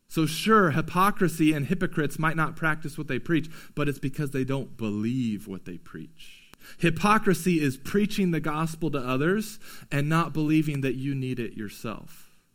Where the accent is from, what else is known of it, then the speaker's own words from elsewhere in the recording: United States; we as American Christians